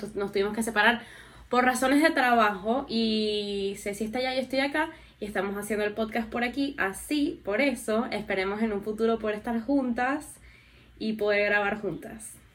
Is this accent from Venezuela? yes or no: yes; Venezuela; also born or lived in New York; nosotros somos vecinos de Guyana.